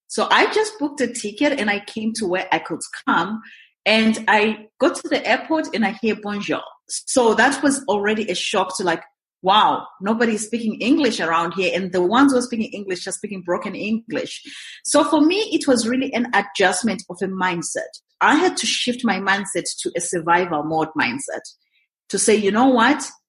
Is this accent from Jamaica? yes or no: no; Zimbabwe; moved away as an adult; also born or lived in Montreal, Canada / Kelowna, Canada; now in Canada; I'm originally from Zimbabwe. It's in southern Africa, right next to South Africa. Born and bred there